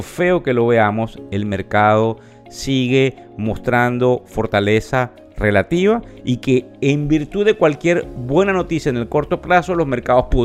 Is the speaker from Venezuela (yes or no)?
yes; Venezuela; a menos que como venezolanos nos pongamos de acuerdo con todo el dolor de toda la gente que ha entregado su vida